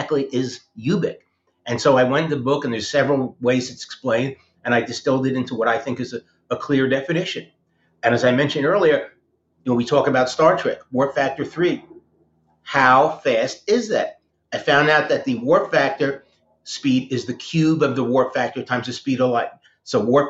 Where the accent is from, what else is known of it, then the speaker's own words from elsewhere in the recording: New Jersey, United States; I grew up in New Jersey next to the USS Ling, which was a World War II submarine in the Hackensack River.